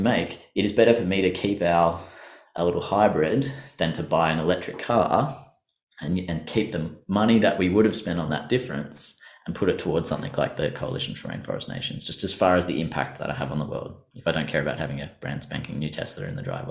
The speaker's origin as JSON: {"language": "English", "country": "Australia", "said": "us Australians"}